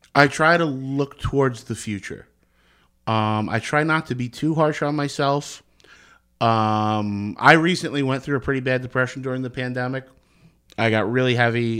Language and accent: English; Secaucus, New Jersey, United States; I grew up in Seacogg's, New Jersey. I'm right over the Hudson River.